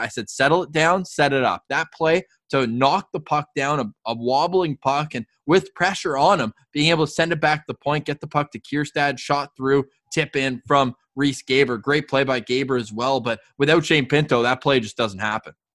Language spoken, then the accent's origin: English; Canada; we're still Canadian